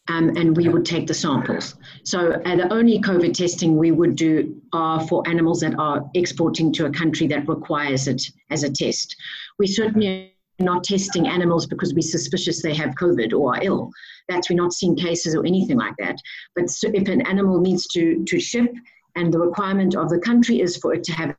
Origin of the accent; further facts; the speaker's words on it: South Africa; now in Dubai, United Arab Emirates; I am South African